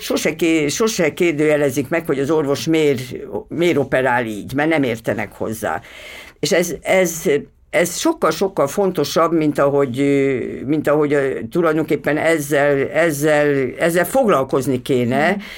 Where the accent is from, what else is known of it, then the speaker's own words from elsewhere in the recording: Veszprém, Veszprém County, Hungary; moved away; Veszprémi vagyok